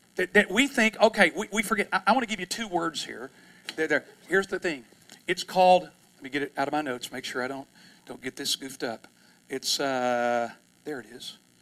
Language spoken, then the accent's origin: English; East Texas, United States; I'm from East Texas